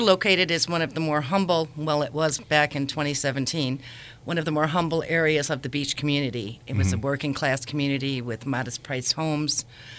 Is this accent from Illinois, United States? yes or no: yes; Wheaton, Illinois, United States; moved away as an adult; now in Michigan City, United States; I'm originally from the western suburbs of Chicago. I grew up in Wheaton, and we moved out to Michigan City about 25 years ago.